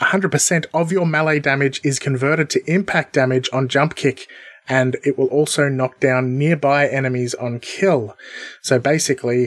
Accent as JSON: {"language": "English", "country": "Australia", "tie": "born or raised there", "said": "we're both Australian. Having been born in Australia with by Australian parents."}